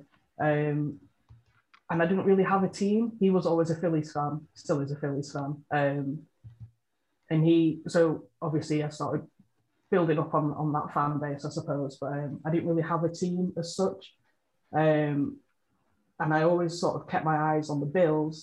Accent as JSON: {"language": "English", "region": "North West England", "country": "United Kingdom", "said": "Yeah, so I'm from England, from the northwest of England"}